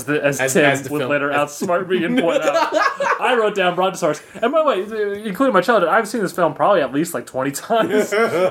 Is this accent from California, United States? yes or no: yes; Southern California, United States; Like, I grew up in Southern California.